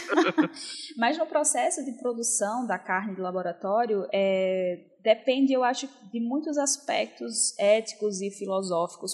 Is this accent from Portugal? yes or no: no; Northeast Region, Brazil; accent: Northeastern; eu sou nordestina, vocês devem ter percebido pelo meu sotaque